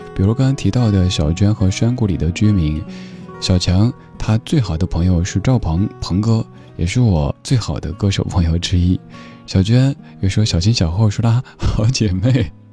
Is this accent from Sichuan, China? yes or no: yes; Sichuan, China; accent: Sichuanese; 如果用我家乡话、四川话来说